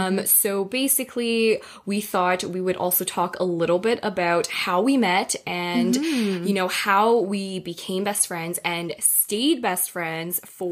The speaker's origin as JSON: {"language": "English", "country": "Taiwan", "lives_now": "Toronto, Canada", "said": "I am, I guess you could say Chinese, but if you want to be real specific, specific, I'm actually from Taiwan. My family, my whole family is from Taiwan. Right now, I actually live in Toronto full time"}